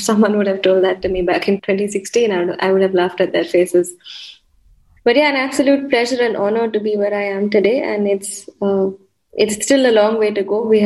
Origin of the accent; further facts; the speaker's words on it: Mumbai, Maharashtra, India; I'm from India, from Mumbai